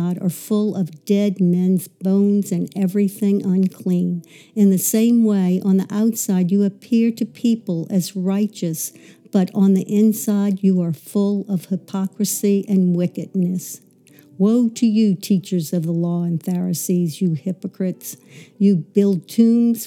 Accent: Metairie, Louisiana, United States; also born or lived in New Orleans, Louisiana; I actually grew up in the suburbs of Metairie.

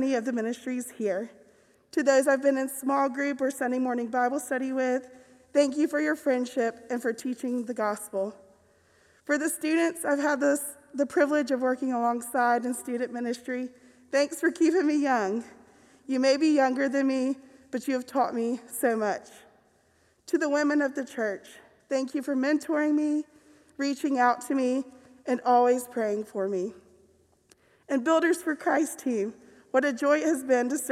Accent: Decatur, Georgia, United States; moved away as an adult; now in Mountain Brook, United States; my faith journey started well before then in my hometown of Decatur, Georgia

